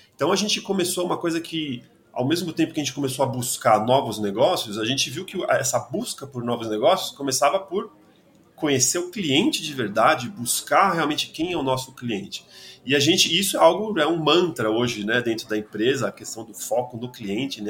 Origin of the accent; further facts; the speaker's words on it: São Paulo, Brazil; eu sou de São Paulo